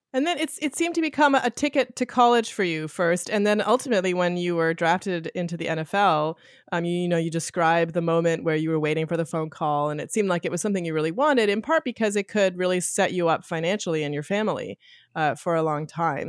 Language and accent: English; Canada; I grew up in Canada, football was, was not a part of the culture of mine growing up